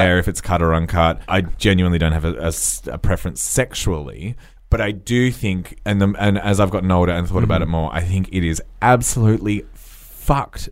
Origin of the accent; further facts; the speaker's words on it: Australia; I was born in Australia